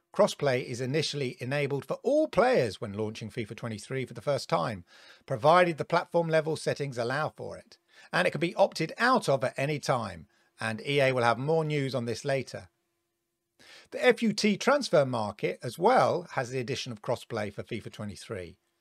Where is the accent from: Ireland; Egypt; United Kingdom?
United Kingdom; growing up in Britain